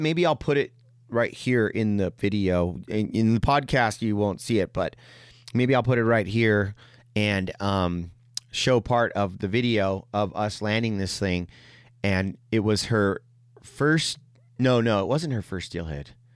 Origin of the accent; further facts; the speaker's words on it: San Jose, California, United States; also born or lived in Mexico (ancestry); now in Quincy, United States; I grew up in San Jose and, like, it's very diverse there